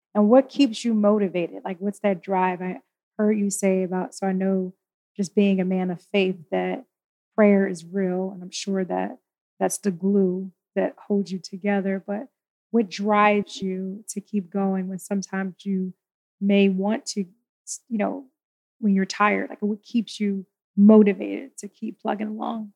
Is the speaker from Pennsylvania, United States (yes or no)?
yes; Philadelphia, Pennsylvania, United States; I'm a Philly girl